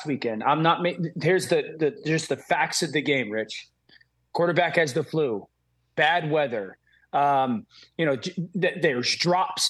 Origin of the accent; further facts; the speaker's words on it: Connecticut, United States; I grew up in Connecticut